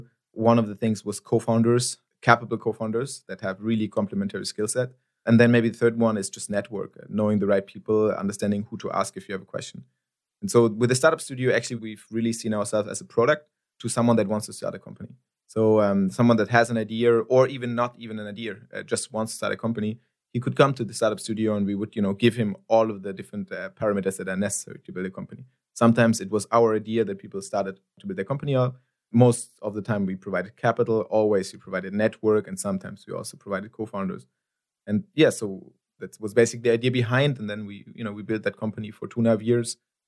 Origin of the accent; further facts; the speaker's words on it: Nigeria; English is a second language; You know, I'm Nigerian national.